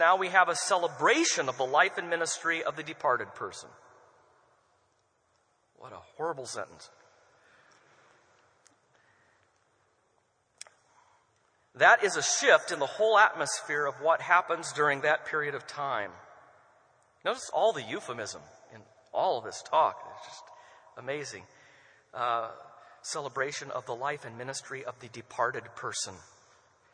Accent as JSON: {"language": "English", "country": "United States", "said": "us as American Christians."}